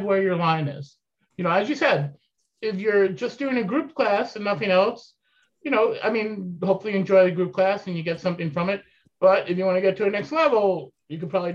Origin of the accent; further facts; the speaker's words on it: New York, United States; moved away as an adult; also born or lived in Syracuse, New York / Pittsfield, Massachusetts; I grew up in New York, but then I moved to Syracuse for school